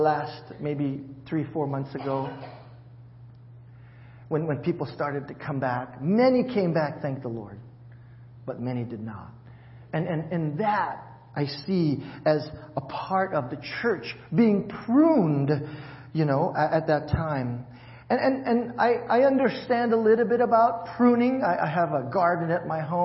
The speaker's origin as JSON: {"language": "English", "region": "Hawaii", "country": "United States", "moved": "yes", "said": "I'm from Hawaii"}